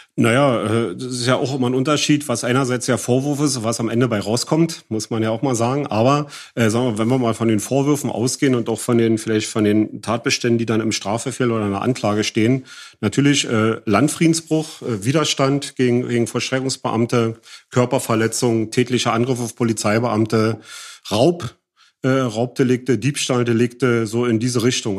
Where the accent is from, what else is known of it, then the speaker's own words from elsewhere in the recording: East Germany, Germany; dass ich auch noch aus dem Osten bin